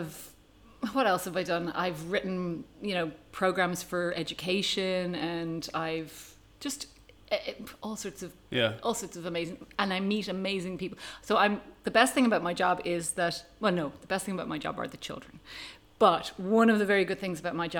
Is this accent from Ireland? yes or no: yes; Ireland; moved away as an adult; now in Tanzania; I am an Irish paediatric oncologist who has lived in Tanzania for the last 12 years.